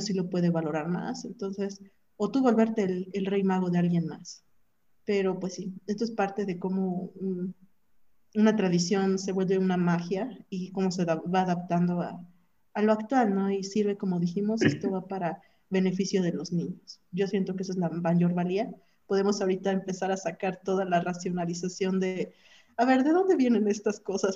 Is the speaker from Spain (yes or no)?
no; Mexico; Como buen mexicano